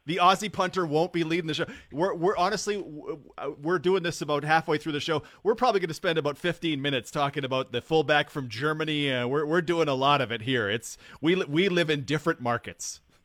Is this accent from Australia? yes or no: no; Alberta, Canada; now in Saskatchewan, Canada; I grew up in Alberta